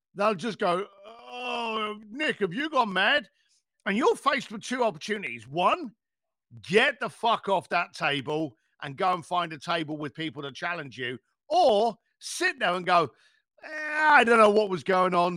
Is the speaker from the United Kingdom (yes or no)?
yes; United Kingdom; I'm British.